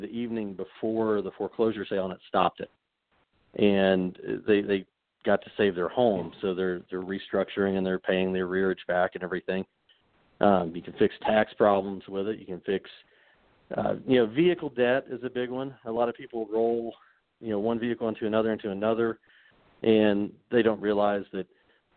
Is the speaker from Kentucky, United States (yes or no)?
yes; Corbin, Kentucky, United States; I grew up in Corbin, so I still have plenty of family down there